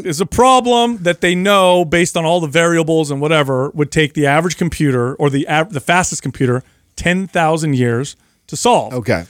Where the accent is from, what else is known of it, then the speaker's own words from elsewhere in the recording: Bay Area, California, United States; I grew up in the Bay Area.